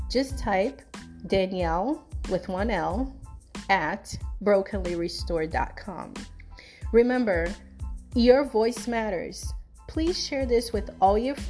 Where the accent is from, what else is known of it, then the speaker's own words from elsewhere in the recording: Brazil; also born or lived in South Florida; now in Florida, United States; I was born in Brazil, but I currently reside in South Florida